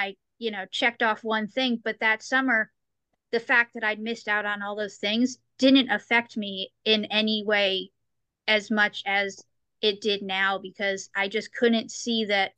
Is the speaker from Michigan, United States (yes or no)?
no; New York, United States; now in St. Louis, United States; I'm from New York. I used to live in New York. I'm in St. Louis now